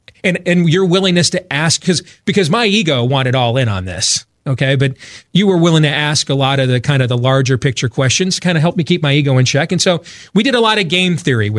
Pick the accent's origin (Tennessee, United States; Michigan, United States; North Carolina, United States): Michigan, United States; Grand Rapids; now in Des Moines, United States; And we had just had an event here in Iowa. That's where I live. I grew up in Grand Rapids, Michigan, but I was born in here in Des Moines, Iowa, and that's where I raise my family now.